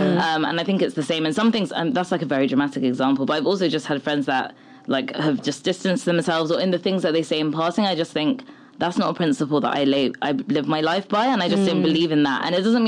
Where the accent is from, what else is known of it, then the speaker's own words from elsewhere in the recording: Nigeria; I know, and I get it, like, we're Nigerian, like, people, we're very superstitious people.